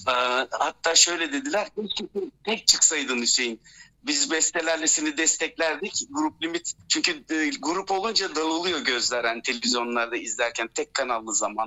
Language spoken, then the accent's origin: Turkish; Izmir, Turkey; moved away as an adult; also born or lived in Germany; now in Brussels, Belgium; İzmir e, Alsancak doğumluyum. Alsancak Çocuk Hastanesi